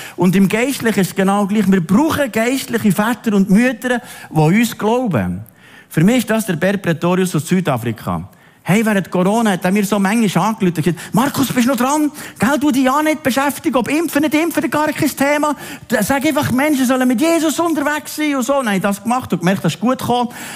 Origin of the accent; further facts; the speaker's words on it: Switzerland; Zum Glück sind wir Schweizer